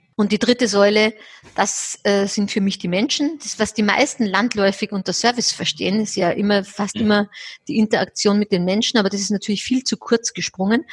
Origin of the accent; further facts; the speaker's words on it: Austria; Ich bin ja Österreicherin